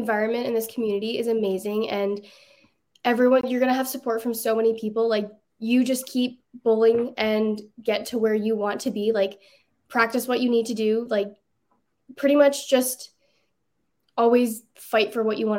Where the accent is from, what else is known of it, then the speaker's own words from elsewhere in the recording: Alberta, Canada; growing up in Alberta